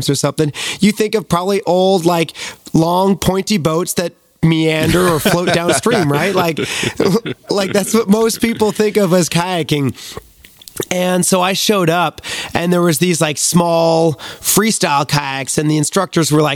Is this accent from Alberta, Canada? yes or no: no; Beachburg, Ontario, Canada; I grew up in a small town called Beechburg, Ontario